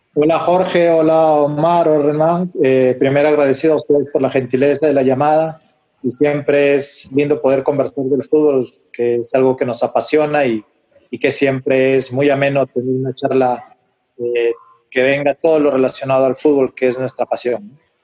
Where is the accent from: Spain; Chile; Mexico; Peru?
Peru; Huánuco; moved away; allá en mi ciudad, en Huánuco